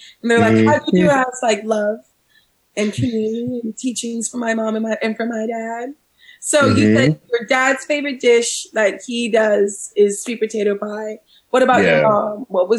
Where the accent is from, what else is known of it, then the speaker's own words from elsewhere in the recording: Washington, District of Columbia, United States; now in San Luis Obispo, United States; I'm originally from Washington, D.C., so I'm from the East Coast. Washington, D.C., you know, once affectionately Chocolate City.